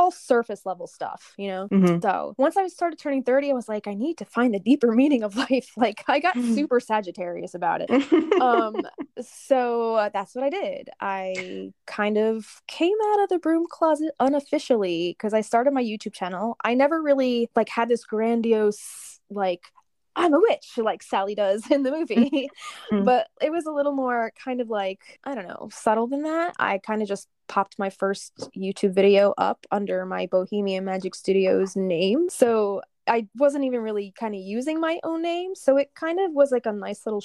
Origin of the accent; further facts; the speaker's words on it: New Jersey, United States; I'm from New Jersey